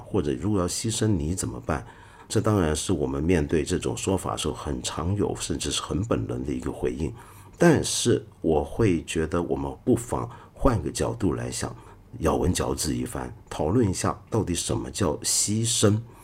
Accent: Hong Kong; also born or lived in Taiwan; 我是身在香港，在台湾念过一阵子书，又回到香港继续念书

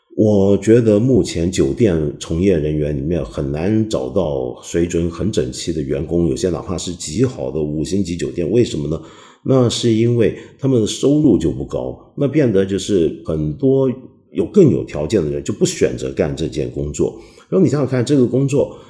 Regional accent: Taiwan; moved away; 我不是小时候在台湾念书吗？我很记得在台湾上中学那会啊

